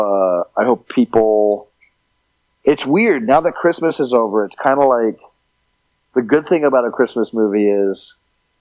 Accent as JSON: {"language": "English", "region": "Texas", "country": "United States", "tie": "born or raised there", "also_born_or_lived": "Montreal, Canada", "said": "growing up in Texas"}